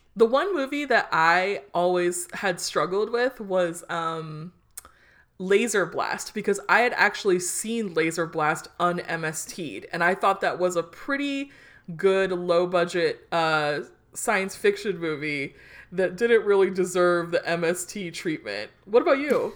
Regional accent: Hawthorne, California, United States; now in Omaha, United States; our little town of growing up in Hawthorne, California.

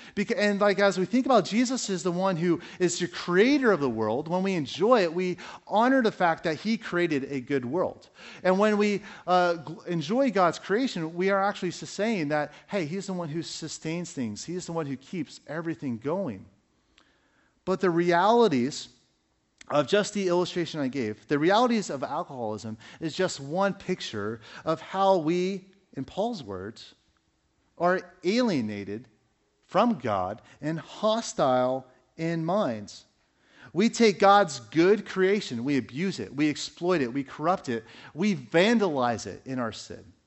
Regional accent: United States; we as American Christians

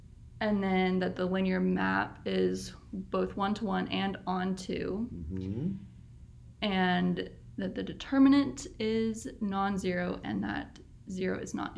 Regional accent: Oklahoma, United States; I'm from Oklahoma.

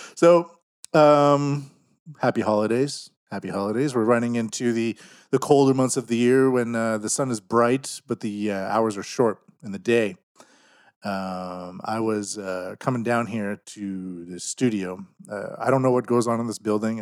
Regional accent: Canada; now in Japan; I'm from Canada

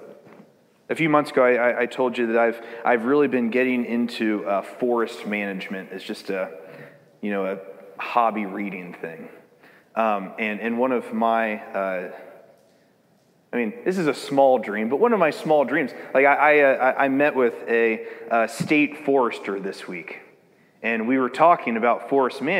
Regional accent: United States

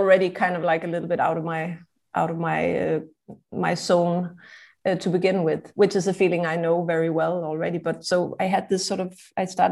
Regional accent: Denmark; now in Prague, Czech Republic; I'm originally from Denmark, and I'm based in Prague, Czech Republic.

